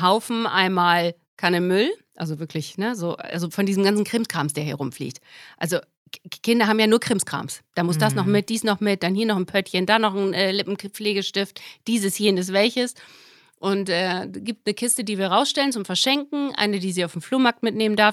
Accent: Germany; moved away; ich bin Redakteurin, Schrägstrich, Moderatorin jetzt bei Radio Bremen. Da fange ich jetzt an. Meine alte Heimat hat mich wieder

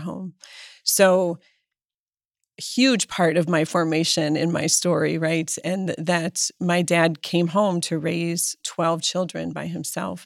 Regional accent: Erie, Pennsylvania, United States; I was born in Erie, Pennsylvania

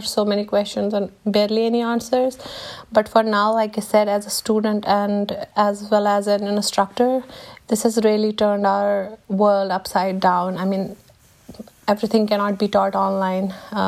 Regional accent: Jammu and Kashmir, India; I mean, I come from Kashmir, which is a conflict zone. I have spent most of my life inside the house because there was a curfew outside.

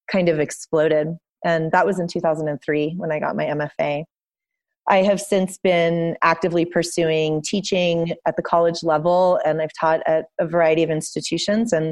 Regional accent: Los Angeles, California, United States; moved away as an adult; also born or lived in Cincinnati, Ohio / San Francisco; now in Santa Fe, United States; I live in Santa Fe, New Mexico now. I grew up in Los Angeles and ultimately moved to Cincinnati, Ohio, where I went to the Art Academy of Cincinnati for my undergraduate degree

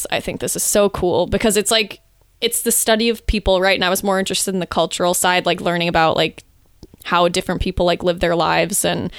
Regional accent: Worth, Illinois, United States; also born or lived in New Lenox; In Worth and then New Lenox.

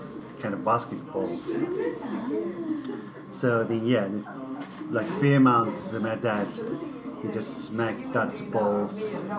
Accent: Tibet, China; English is a second language; also born or lived in Dharamsala, India; now in Oxford, United Kingdom; So, I was born in Tibet, so I'm just a semi-nomad.

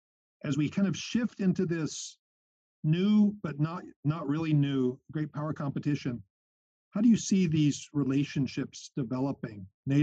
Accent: United States; as the American outsider in this conversation

